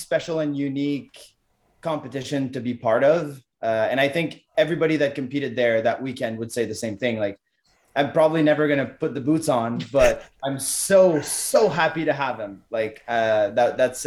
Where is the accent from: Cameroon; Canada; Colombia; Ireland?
Canada; I'm from Canada